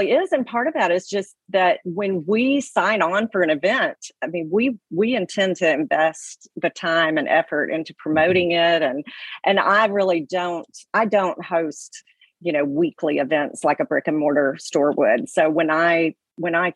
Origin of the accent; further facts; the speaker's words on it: Alabama, United States; I was from Alabama